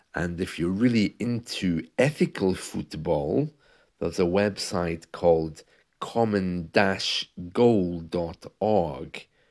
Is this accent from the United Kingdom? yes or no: yes; United Kingdom; in the U K, we have football